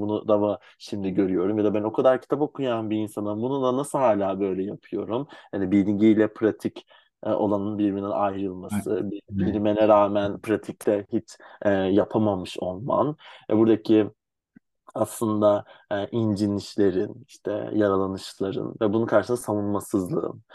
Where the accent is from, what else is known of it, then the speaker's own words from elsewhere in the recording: Istanbul, Turkey; Ben 7 Ağustos 95 İstanbul doğumluyum.